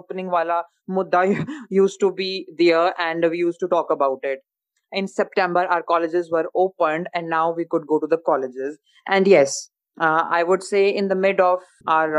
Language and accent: English; Himachal Pradesh, India; I am from Himachal and from a village area, rural area